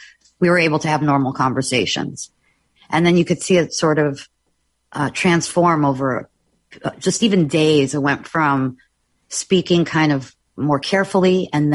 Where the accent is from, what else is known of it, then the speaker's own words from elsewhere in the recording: Odesa, Odesa Oblast, Ukraine; also born or lived in Austria / Italy; now in United States; I was born in Odessa, Ukraine during the Soviet occupation. And my family and I escaped as refugees